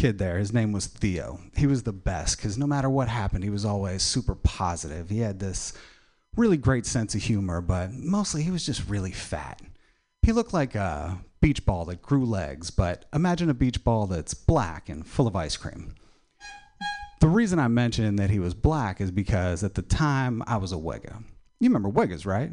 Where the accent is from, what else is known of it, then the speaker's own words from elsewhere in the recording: Pennsylvania, United States; moved away; I am originally from Pennsylvania